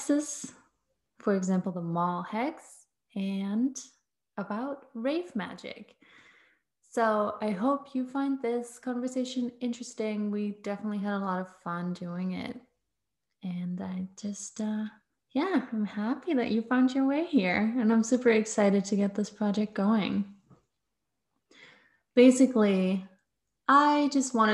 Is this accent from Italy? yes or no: no; Berlin, Germany; I'm from Berlin in Germany